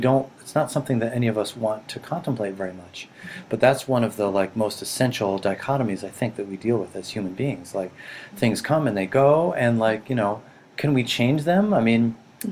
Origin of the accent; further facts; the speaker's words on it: Boston, Massachusetts, United States; also born or lived in Rhode Island / Japan / California / Montana; I grew up in boston